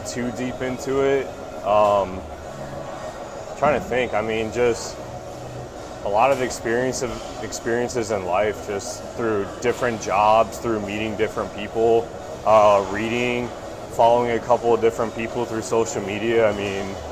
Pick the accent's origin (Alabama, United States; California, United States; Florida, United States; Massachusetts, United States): Florida, United States; Tampa; born and raised in Tampa, Florida. Went to high school down here